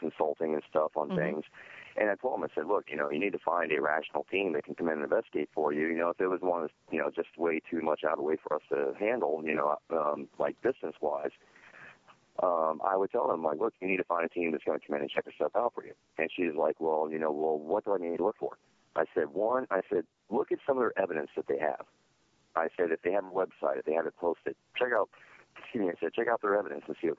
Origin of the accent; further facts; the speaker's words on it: Sarasota, Florida, United States; I grew up in Sarasota, Florida. It's actually my hometown